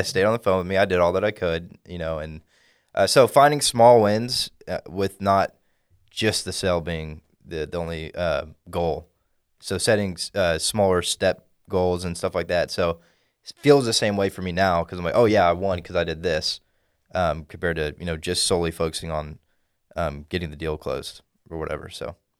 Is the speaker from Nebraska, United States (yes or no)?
no; Dallas, Texas, United States; from the Dallas area, grew up here all my life